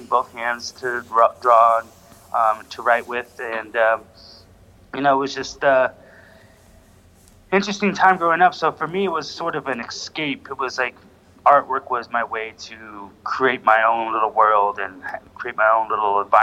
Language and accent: English; Idaho Springs, Colorado, United States; also born or lived in Chicago / Westminster, Colorado / Denver; I grew up in Idaho Springs, which is a small mountain town.